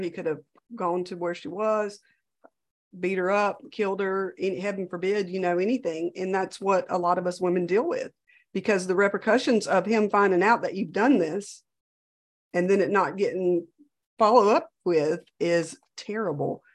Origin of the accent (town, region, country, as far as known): Louisiana, United States